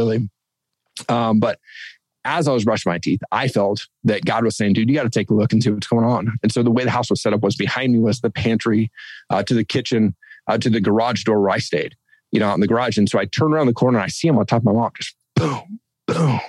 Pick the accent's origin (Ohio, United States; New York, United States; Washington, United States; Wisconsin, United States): Washington, United States; Eastern; I grew up in Eastern Washington